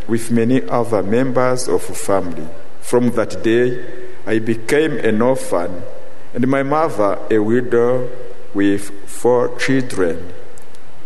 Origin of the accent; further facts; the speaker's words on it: Rwanda; I come from Rwanda, the country where occurred the last genocide. When I was a child, some nights I would go with my mother and hide in the bush